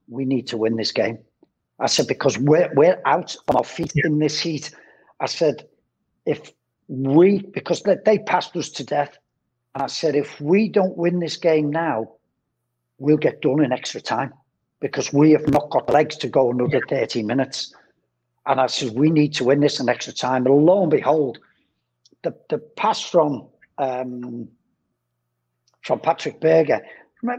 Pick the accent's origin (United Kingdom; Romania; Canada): United Kingdom; England; as an Englishman